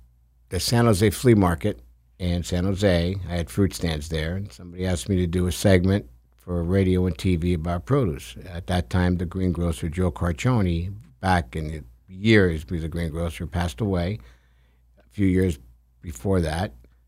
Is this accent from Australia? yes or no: no; Bagheria, Sicily, Italy; born there; I was born in outside of Palermo, Sicily.